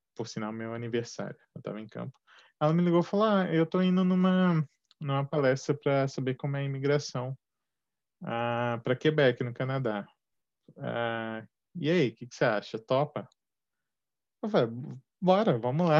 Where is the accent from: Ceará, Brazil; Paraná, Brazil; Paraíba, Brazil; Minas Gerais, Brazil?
Minas Gerais, Brazil; moved away as an adult; also born or lived in São Paulo; mudei de Minas para São Paulo, sou mineiro de nascimento